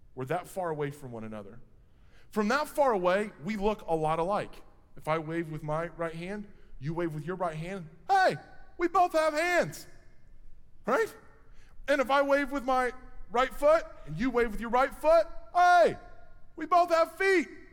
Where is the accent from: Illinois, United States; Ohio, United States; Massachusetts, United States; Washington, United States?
Illinois, United States; Quincy; I'm from Quincy